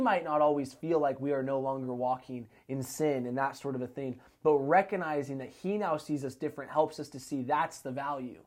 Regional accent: Arlington, Washington, United States; I'm born and raised in Snohomish County. Uh, I was born in Arlington, grew up there my whole life.

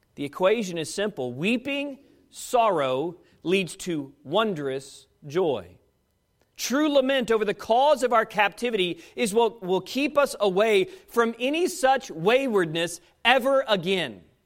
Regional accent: United States

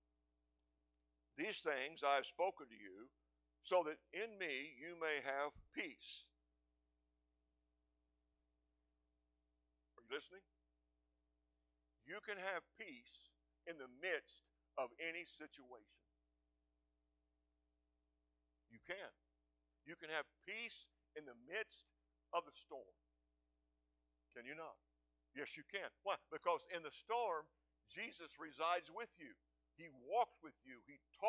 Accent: Seminole, Texas, United States; I grew up in small town USA. I grew up in Seminole, Texas.

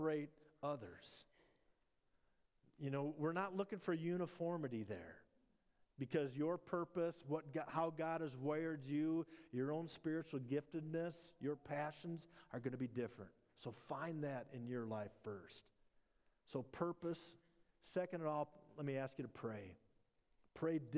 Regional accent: Minnesota, United States; born or raised there

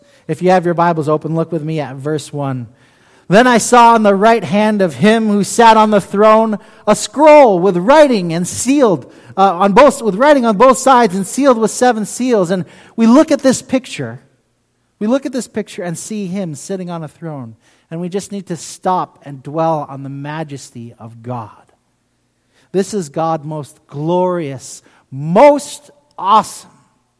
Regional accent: London, United Kingdom; now in United States; I grew up in England, in London, England.

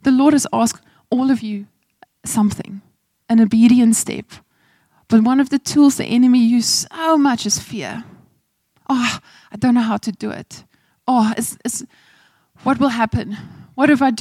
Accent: Malmesbury, Western Cape, South Africa; moved away; also born or lived in Zulu village, KwaZulu-Natal; I come from Malmesbury, Hoërskool Swartland, and I'm living in a Zulu village

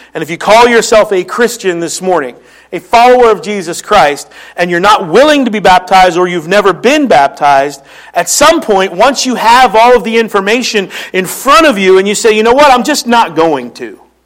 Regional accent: Philadelphia, Pennsylvania, United States; accent: Philly; moved away; that's my Philly accent

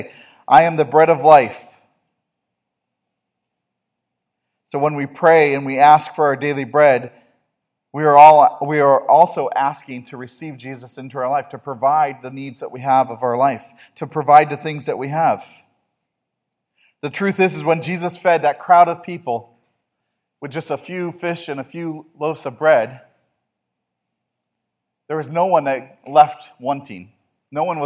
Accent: United States; as American Christians

